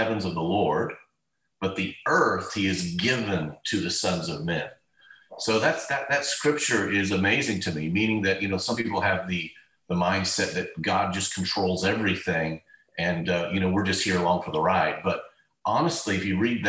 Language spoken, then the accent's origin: English; Cove, Oregon, United States; I'm from the other side of the state, in the northeast side, very small community, tiny town called Cove, Oregon was my hometown.